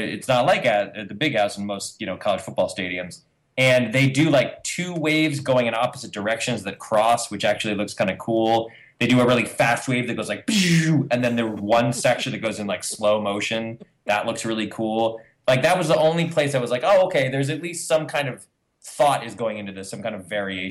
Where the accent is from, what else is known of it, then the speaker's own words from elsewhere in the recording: Ann Arbor, Michigan, United States; I was born in Ann Arbor